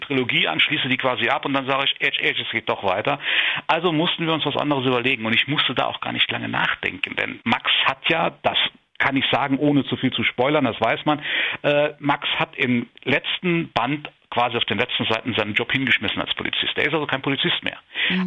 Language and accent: German; Saarburg, Rhineland-Palatinate, Germany; hier in Saarburg, in meiner Heimat